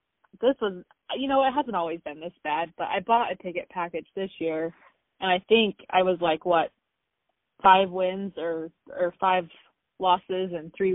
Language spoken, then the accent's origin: English; Tropic, Utah, United States; now in St. George, United States; So, so I live in St. George. I'm a Southern Utah girl. I grew up in Tropic, Utah, over by Bryce Canyon.